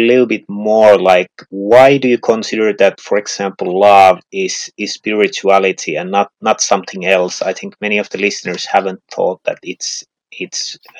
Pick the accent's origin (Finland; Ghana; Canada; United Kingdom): Finland; first language Finnish; English is a second language; in Finnish language we don't have, and as that is my mother tongue